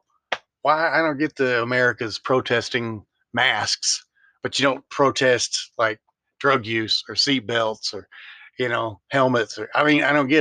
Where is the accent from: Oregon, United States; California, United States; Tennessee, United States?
Tennessee, United States; Memphis; moved away; I'm from Memphis, Tennessee.